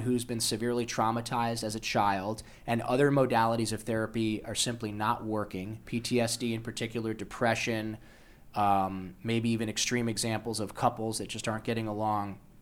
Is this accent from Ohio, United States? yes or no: yes; Toledo, Ohio, United States; moved away; also born or lived in Los Angeles; I was born in Toledo, Ohio, to a, uh, Polish woman who immigrated here when she was in her thirties